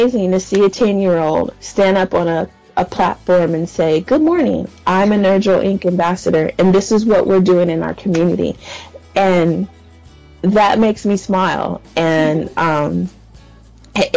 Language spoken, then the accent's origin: English; San Diego, California, United States; I'm from San Diego, California.